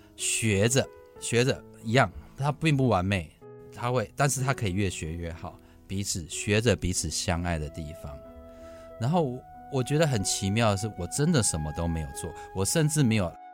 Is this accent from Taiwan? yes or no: yes; Hsinchu, Hsinchu City, Taiwan; 我们家生了四个孩子， 在清大的小小的宿舍都挤在那个小小的空间里头